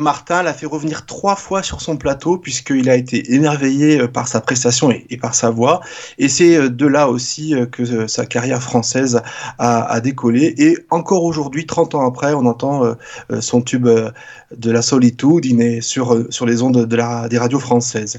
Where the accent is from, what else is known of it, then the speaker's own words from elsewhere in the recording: Castel Bolognese, Emilia-Romagna, Italy; moved away; je suis natif de Castel Bolognais